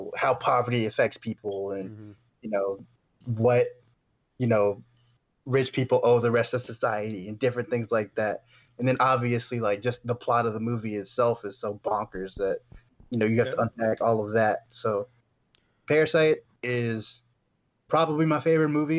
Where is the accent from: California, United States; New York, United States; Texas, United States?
Texas, United States; Katy; Renee Zellweger is from Katy, Texas, my hometown